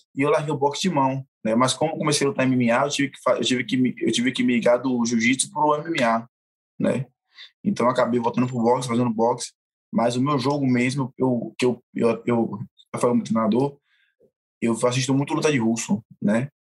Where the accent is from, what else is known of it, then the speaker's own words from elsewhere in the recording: Brazil; Eu sou brasileiro, sou, não sou do contra, sou brasileiro